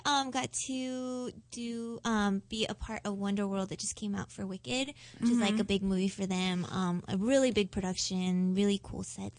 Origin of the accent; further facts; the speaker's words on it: Los Angeles, California, United States; I was actually born and raised in L.A.